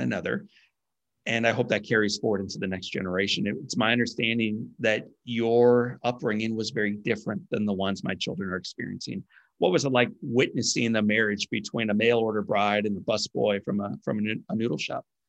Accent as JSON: {"language": "English", "region": "Midwest", "country": "United States", "tie": "born or raised there", "said": "I grew up in the Midwest"}